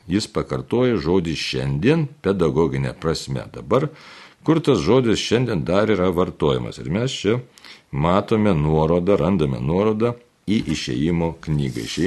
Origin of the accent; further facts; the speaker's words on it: Lithuania; kaip lietuvė, ne, tai mums lietuviams